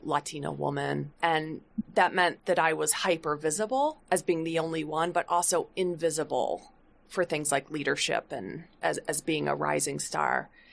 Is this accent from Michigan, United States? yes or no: yes; Flint, Michigan, United States; I grew up in Flint, Michigan